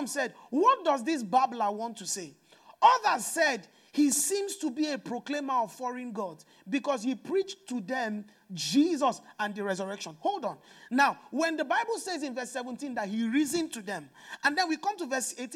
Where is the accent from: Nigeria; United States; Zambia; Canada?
Nigeria; I'm from Nigeria